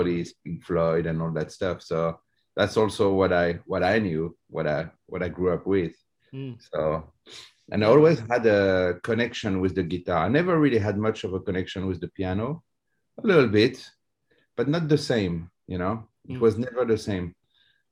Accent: near Fontainebleau, Île-de-France, France; accent: French; English is a second language; also born or lived in Paris; I was born in Paris and raised near Fontainebleau

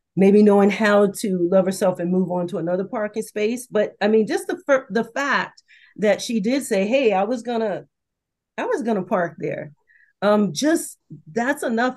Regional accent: the South, United States; I'm from the South

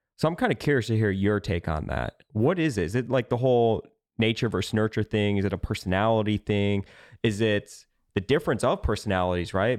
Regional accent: Midwest, United States; I'm from the Midwest, right? I'm from a town that is basically just cornfields, rural area.

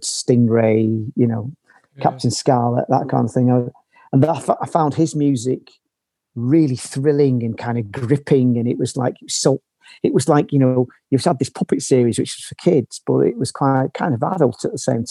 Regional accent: Manchester, North West England, United Kingdom; moved away as an adult; now in Berlin, Germany; I grew up in Manchester in this council house

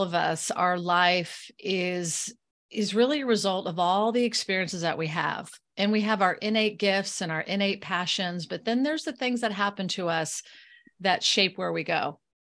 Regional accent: Florida, United States; moved away; I am born and raised in Florida. So, I'm a Floridian

